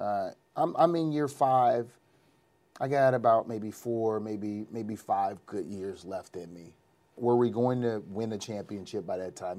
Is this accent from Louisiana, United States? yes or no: yes; New Orleans, Louisiana, United States; It happened in my hometown